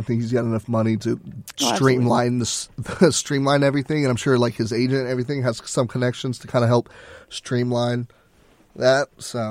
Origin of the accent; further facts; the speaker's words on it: Texas, United States; And I think we see that a lot more because we're from Texas